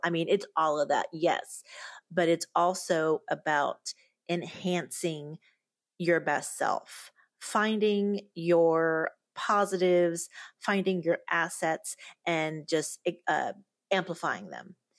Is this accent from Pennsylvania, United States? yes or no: yes; Pennsylvania, United States; also born or lived in Lima, Peru; now in Beaumont, United States; I grew up in Pennsylvania and, of course, was born in Lima, Peru